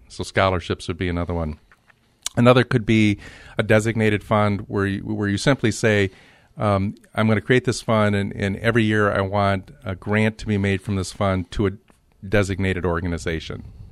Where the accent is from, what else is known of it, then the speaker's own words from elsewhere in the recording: Grand Rapids, Michigan, United States; also born or lived in Detroit; my childhood was spent in Grand Rapids